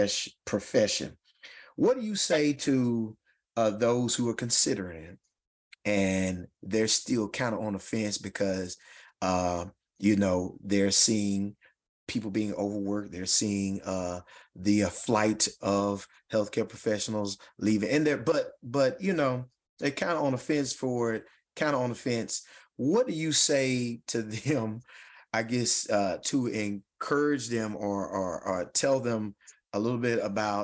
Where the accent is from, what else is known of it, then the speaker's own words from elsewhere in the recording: Louisville, Mississippi, United States; My hometown of Louisville, Mississippi